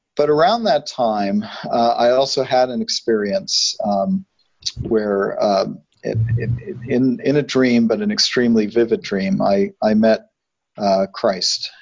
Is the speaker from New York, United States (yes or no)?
yes; New York City, New York, United States; moved away; also born or lived in Arizona; I grew up in New York City, but uh, at least for the first six years of my life, we were within walking distance of the Hayden Planetarium